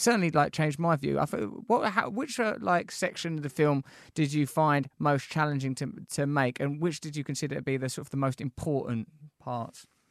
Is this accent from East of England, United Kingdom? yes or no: yes; Essex, East of England, United Kingdom; We're Essex boys.